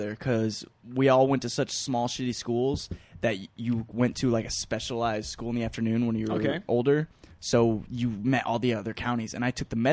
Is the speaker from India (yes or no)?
no; Constantine, Michigan, United States; I'm from Michigan. We live out in the middle of nowhere